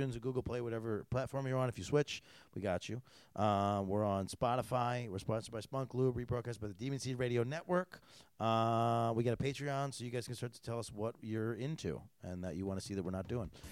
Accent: New York, United States; I'm from New York State

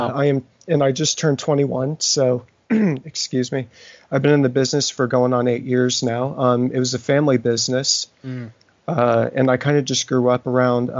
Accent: Knoxville, Tennessee, United States; I am from Knoxville, Tennessee

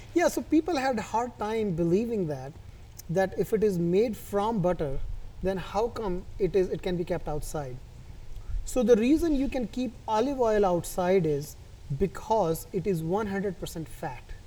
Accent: New Delhi, Delhi, India; moved away; I was born and brought up in India

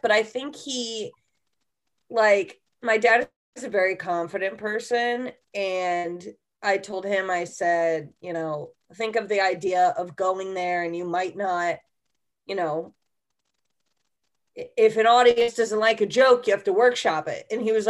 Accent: Connecticut, United States; also born or lived in Portland / Texas; I grew up in Connecticut, but half of my family's from Texas. And then, I was born in Portland. Then I moved to Connecticut.

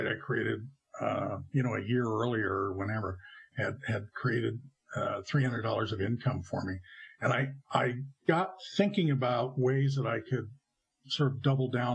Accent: Canada; moved away as an adult; also born or lived in California, United States; I emigrated from Canada to California

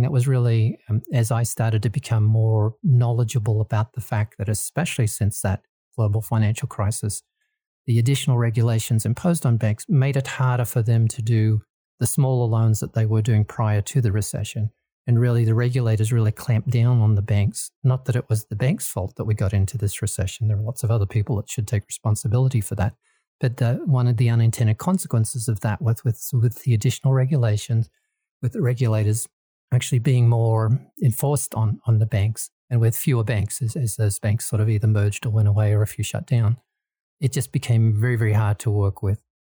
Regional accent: Australia; moved away as an adult; also born or lived in Kansas, United States; now in Colorado, United States; I originally born and bred in Australia and lived in there for, for most of my life

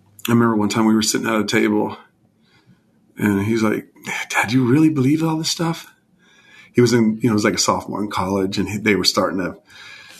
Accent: California, United States; moved away as an adult; I grew up mostly in California until I was about 18.

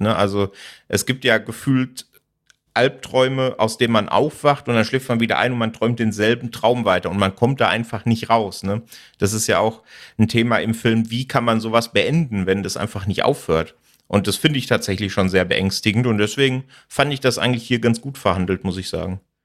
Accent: Sauerland, North Rhine-Westphalia, Germany; moved away; ich komme ursprünglich aus dem Sauerland

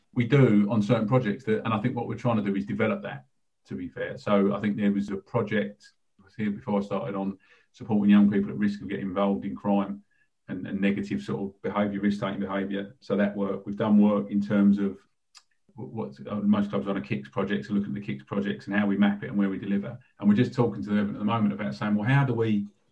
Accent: London, United Kingdom; also born or lived in Lewisham / North Kent; Grew up in a sort of a working class family in southeast London

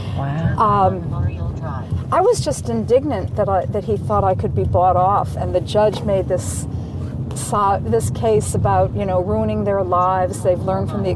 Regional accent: Saratoga Springs, New York, United States; moved away as an adult; also born or lived in Boston, Massachusetts; I was going to a college that was bigger than my hometown. Saratoga had 12,000 people

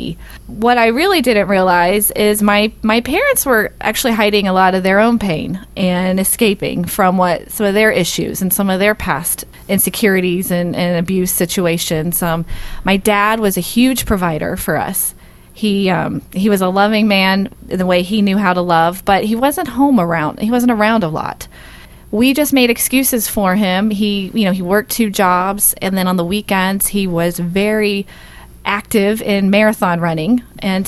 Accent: Dayton, Ohio, United States; moved away; Originally, I'm from Dayton, Ohio

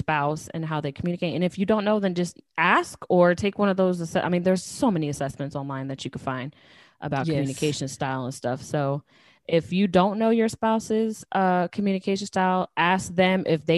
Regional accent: New Jersey, United States; I'm from Jersey and I'm Puerto Rican

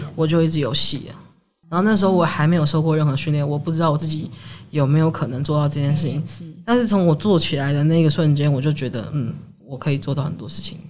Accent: Sanchong, New Taipei, Taiwan; 我念台大嘛，然后我是在三重天台大的，的， 的小孩

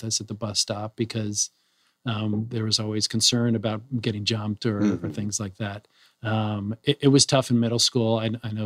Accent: San Francisco, California, United States; I was also born and raised in San Francisco

